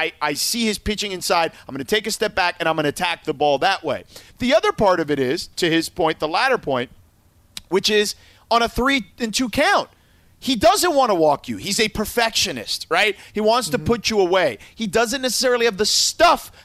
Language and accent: English; Florida, United States; I grew up in Florida